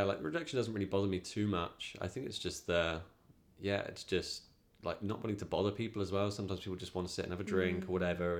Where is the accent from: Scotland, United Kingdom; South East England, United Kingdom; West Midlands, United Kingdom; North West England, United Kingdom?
South East England, United Kingdom; Reading; I'm from Reading in Berkshire. So that's like the south of England.